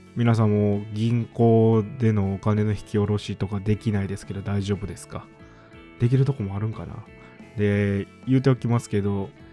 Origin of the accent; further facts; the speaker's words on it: Kansai, Japan; 僕は関西人なので